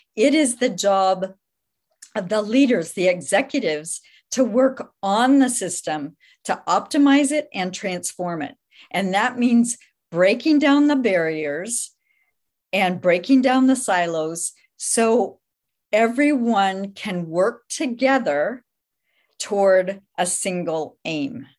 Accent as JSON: {"language": "English", "region": "Midwest", "country": "United States", "tie": "born or raised there", "moved": "as an adult", "lives_now": "Santa Clara, United States", "said": "I was raised in the Midwest, moved out here with my family when I was in college."}